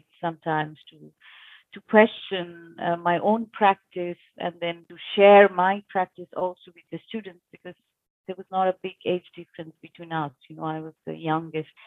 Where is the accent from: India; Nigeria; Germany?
India; moved away as an adult; now in Switzerland; I born and brought up in India, and I'm here from last 3.5 years in Switzerland.